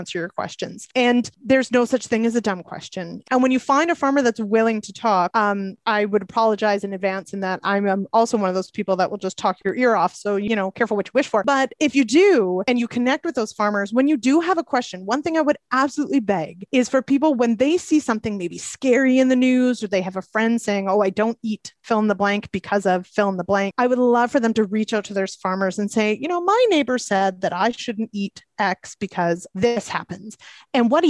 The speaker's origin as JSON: {"language": "English", "region": "Manitoba", "country": "Canada", "moved": "yes", "said": "I'm actually from Manitoba originally."}